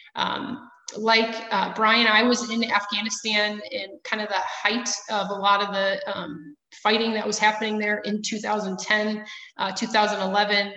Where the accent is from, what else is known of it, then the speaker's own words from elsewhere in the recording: Chicago, Illinois, United States; accent: Midwest; moved away; also born or lived in Milwaukee, Wisconsin; I am also from the Chicago area, so my um, Alabama accent is missing as well. Um, but the Midwest one comes out every once in a while